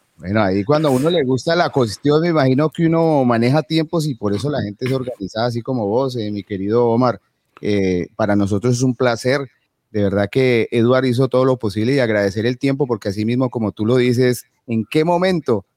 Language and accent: Spanish; Colombia; somos colombianos